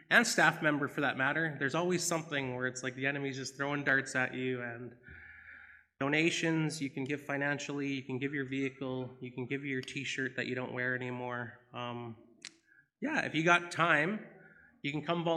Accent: Binscarth, Manitoba, Canada; I'm from Binscarth by Russell

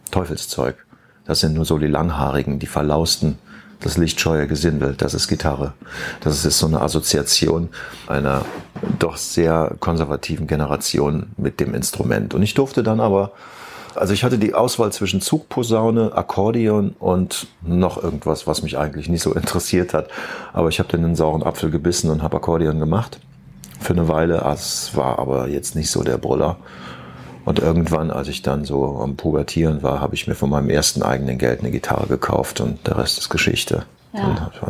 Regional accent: Rhineland-Palatinate, Germany; Nee, ich bin aus der Eifel.

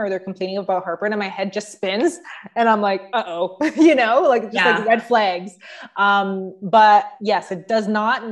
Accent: Mississauga, Ontario, Canada; I'm from Mississauga.

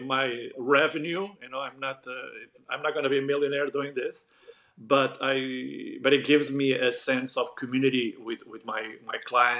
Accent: Portugal; English is a second language; moved away; back then in Portugal, we were huge fans of the matinees

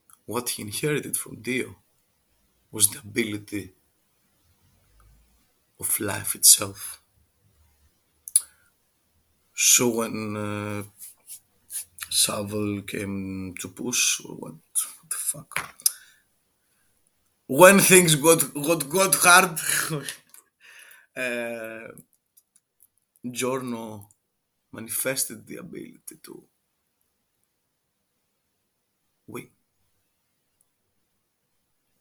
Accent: Greece; accent: Greek; English is a second language; I'm from Greek, and our accent it sucks.

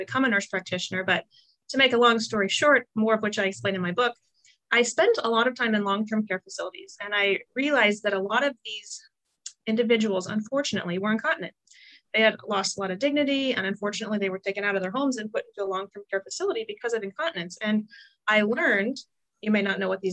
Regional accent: Iowa, United States; I'm from Iowa. I know you're Oklahoma, but I was raised in the Midwest

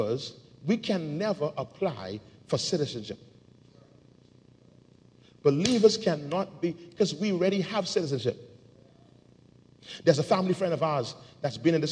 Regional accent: Bahamas

